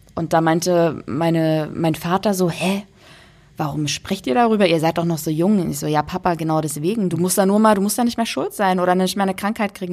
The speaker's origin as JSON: {"language": "German", "town": "Dresden", "region": "Saxony", "country": "Germany", "tie": "born or raised there", "said": "wir haben in meiner Heimatstadt äh, ein Museum, das nennt sich Hygienemuseum"}